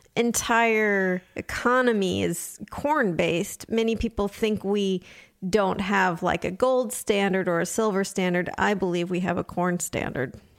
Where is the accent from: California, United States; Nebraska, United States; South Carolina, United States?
California, United States; Southern; I grew up in Southern California